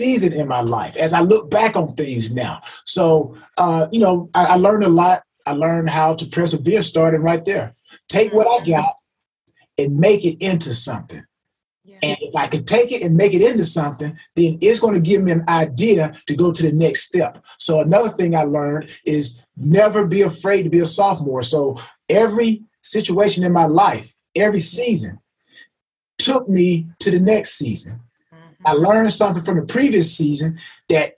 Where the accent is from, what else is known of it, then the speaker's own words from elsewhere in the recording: LaGrange, United States; growing up in LaGrange